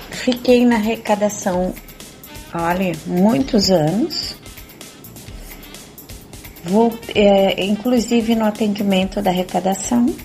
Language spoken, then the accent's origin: Portuguese; Santa Catarina, Brazil; sou de Santa Catarina